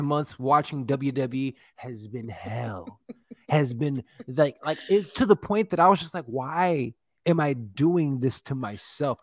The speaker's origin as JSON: {"language": "English", "town": "Chicago", "region": "Illinois", "country": "United States", "said": "We're from Chicago."}